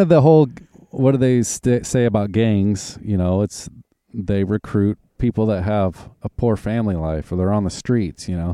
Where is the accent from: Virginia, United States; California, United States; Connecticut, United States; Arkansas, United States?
Arkansas, United States; also born or lived in Oklahoma; now in Washington, United States; I grew up in Arkansas and when we moved to Oklahoma